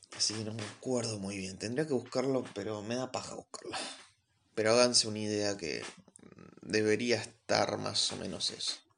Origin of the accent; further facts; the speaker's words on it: Argentina; vivo en Argentina, soy argentino